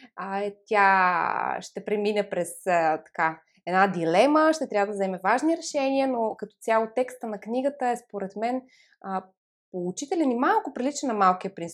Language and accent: Bulgarian; Montana, Montana Province, Bulgaria; аз съм родом от Монтана